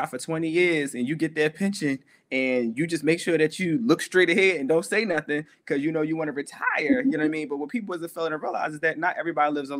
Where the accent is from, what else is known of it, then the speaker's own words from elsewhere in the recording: Philadelphia, Pennsylvania, United States; coming from Philadelphia, like the hood, like, well, the hood and like a good neighborhood, because I grew up in Two Folks